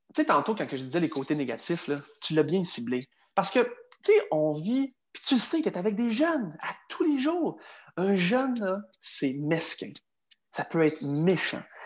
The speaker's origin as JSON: {"language": "French", "region": "Quebec", "country": "Canada", "said": "Je suis un Canadien, mais également un Québécois"}